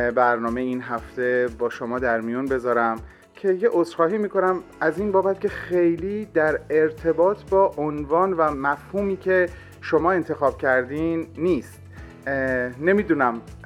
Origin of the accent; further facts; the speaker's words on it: Iran; moved away; ما ایرانی ها